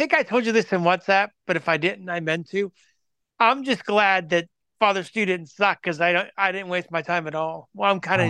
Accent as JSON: {"language": "English", "town": "Latrobe", "region": "Pennsylvania", "country": "United States", "tie": "born or raised there", "said": "in Latrobe in my hometown"}